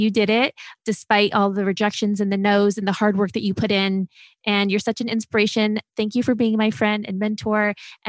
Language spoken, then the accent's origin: English; Ohio, United States; And, you know, I'm from Ohio. I'm from a small town.